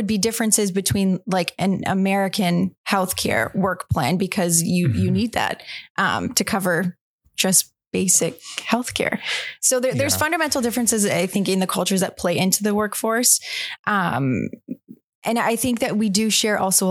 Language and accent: English; Oakville, Ontario, Canada; I grew up in just west of Toronto in a town called Oakville.